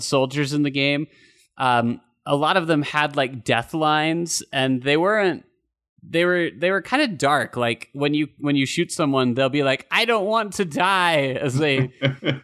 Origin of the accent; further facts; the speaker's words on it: Utah, United States; growing up in Utah